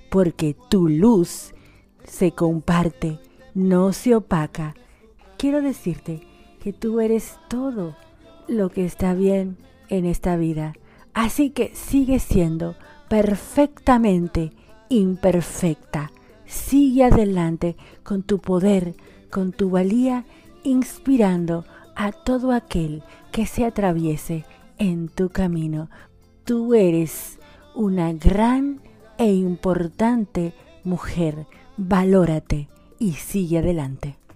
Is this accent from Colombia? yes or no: no; Dominican Republic; Soy una dominicana por esta RSC Radio y la dominicana más argentina de la bolita del mundo.